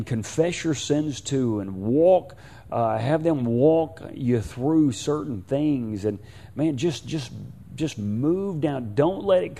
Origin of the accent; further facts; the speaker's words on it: Houston, Texas, United States; I'm from Houston, and I am from Houston